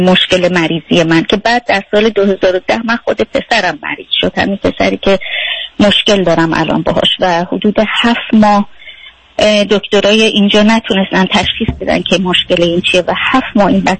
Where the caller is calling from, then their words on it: Germany; از آلمان هستم